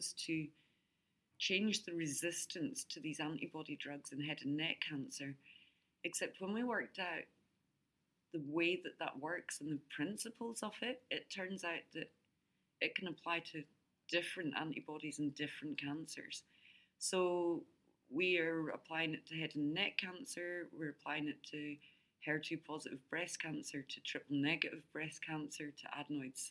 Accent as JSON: {"language": "English", "region": "very north coast of Scotland", "country": "United Kingdom", "tie": "born or raised there", "also_born_or_lived": "Adelaide, Australia", "accent": "Scottish", "moved": "as an adult", "lives_now": "Brisbane, Australia", "said": "the Scottish accent. I was born in Australia, brought up on the very north coast of Scotland."}